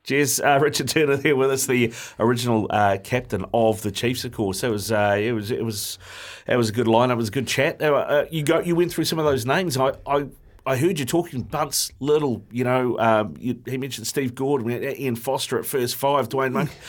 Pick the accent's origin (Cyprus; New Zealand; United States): New Zealand; Auckland; I born and bred in Auckland